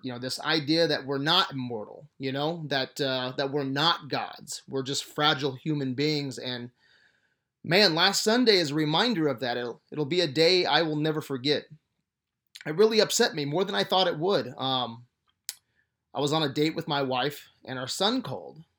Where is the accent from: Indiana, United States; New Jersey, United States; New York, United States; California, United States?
Indiana, United States; growing up in Indiana loving basketball